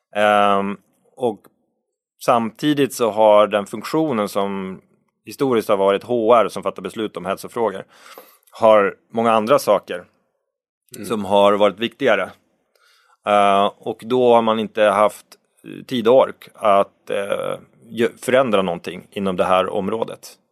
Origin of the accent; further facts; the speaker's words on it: Norrbotten County, Sweden; moved away; Jag är ju uppvuxen i Norrbotten